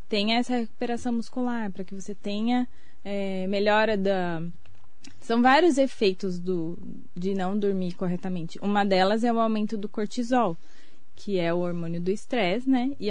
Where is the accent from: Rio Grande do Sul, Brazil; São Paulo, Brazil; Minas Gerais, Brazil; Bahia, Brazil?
São Paulo, Brazil; Suzano; also born or lived in Mogi das Cruzes; Eu sou de Suzano, nasci em Mogi.